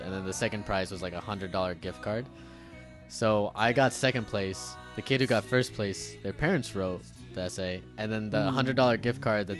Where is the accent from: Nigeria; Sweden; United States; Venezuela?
United States; Sacramento, California; I was born in Sacramento.